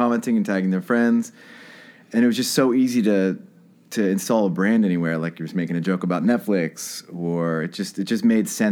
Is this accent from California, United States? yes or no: no; Delaware, United States; moved away as an adult; now in New York, United States; I'm from Delaware.